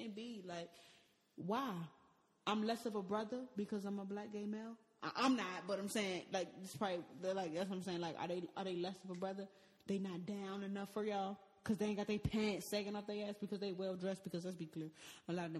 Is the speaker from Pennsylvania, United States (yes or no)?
no; Washington, District of Columbia, United States; I'm from Washington D.C., Southeast D.C. to be exact.